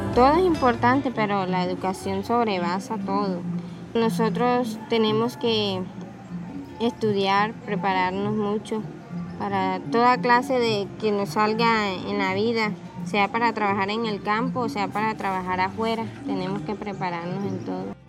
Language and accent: Spanish; Dos Bocas corregimiento, Magdalena Medio, Colombia; vengo del corregimiento de Dos Bocas, tengo 24 años